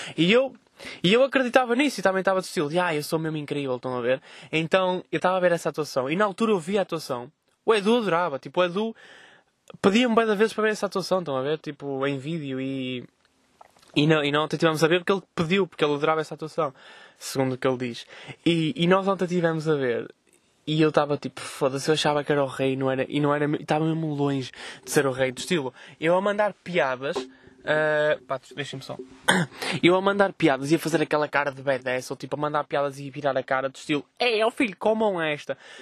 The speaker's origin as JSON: {"language": "Portuguese", "town": "Vila Nova de Gaia", "region": "Porto District", "country": "Portugal", "tie": "born or raised there", "said": "Estou a representar Oliveira do Douro, a minha terra natal."}